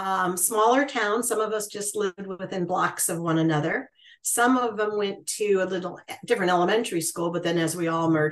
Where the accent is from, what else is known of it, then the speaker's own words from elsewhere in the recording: Muskegon, Michigan, United States; moved away; also born or lived in Chicago, Illinois; We grew up in a small town in Michigan called Muskegon. It's on Lake Michigan, essentially.